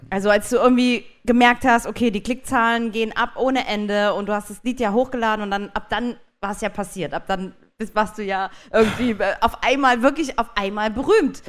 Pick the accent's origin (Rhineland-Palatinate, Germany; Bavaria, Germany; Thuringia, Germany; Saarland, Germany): Saarland, Germany; ich bin aus dem Saarland